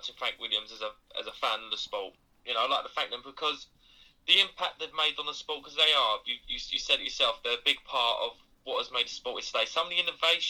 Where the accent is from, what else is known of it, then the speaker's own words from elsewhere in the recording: United Kingdom; as a British fan